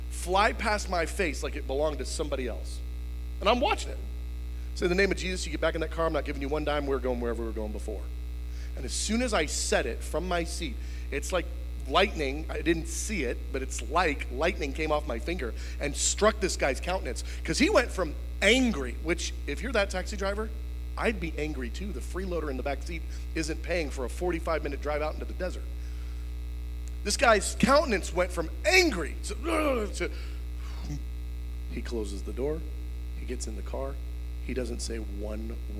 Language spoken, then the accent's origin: English; United States; I'm a missionary. I'm from America